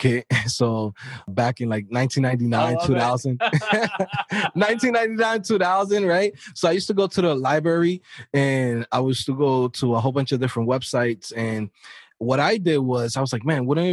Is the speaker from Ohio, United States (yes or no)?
no; New York City, New York, United States; I'm coming from an inner city. I'm from New York City, Queens, Brooklyn